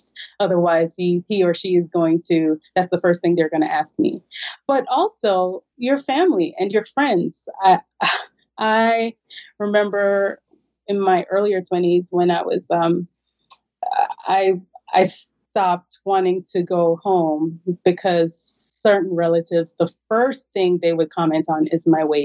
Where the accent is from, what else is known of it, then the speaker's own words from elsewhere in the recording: Jamaica; moved away; I'm originally from Jamaica